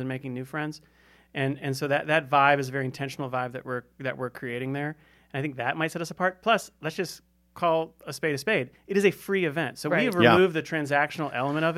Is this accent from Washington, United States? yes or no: no; Charlotte, North Carolina, United States; also born or lived in Raleigh, North Carolina; I went to Gibbons during that time and then moved back home to Charlotte. And went to Charlotte Catholic